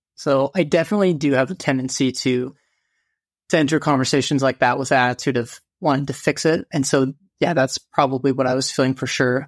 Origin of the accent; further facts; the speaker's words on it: Utah, United States; moved away as an adult; now in South Carolina, United States; I am from Utah. I love outdoors. I spent a lot of my childhood and growing up just outdoors